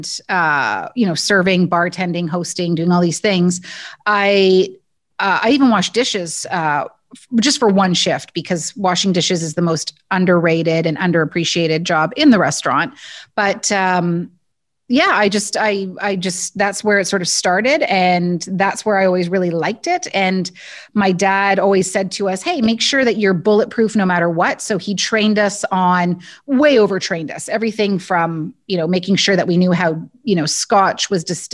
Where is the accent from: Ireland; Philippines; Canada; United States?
Canada; Guelph, Ontario; I grew up in Guelph, Ontario